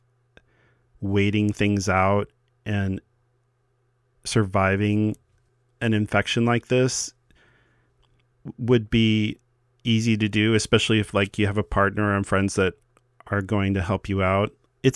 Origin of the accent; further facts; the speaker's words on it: Midwest, United States; I come from the Midwest